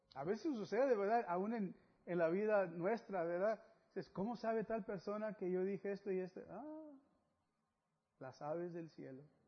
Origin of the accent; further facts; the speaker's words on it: Mexico; algunos otros somos de México